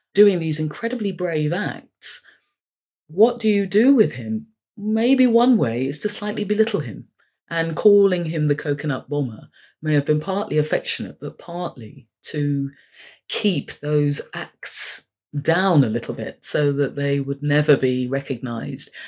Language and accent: English; London, United Kingdom; I was born and bred in London. I'd gone to school at a very nice school in North London